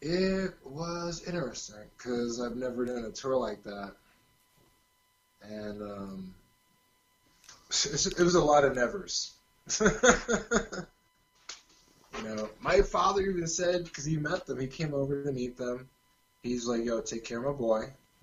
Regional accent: California, United States; accent: California surfer; It's here in California.

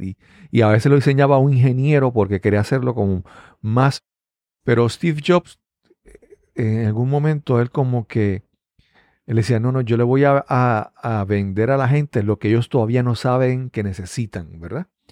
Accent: Puerto Rico; Acá en Puerto Rico

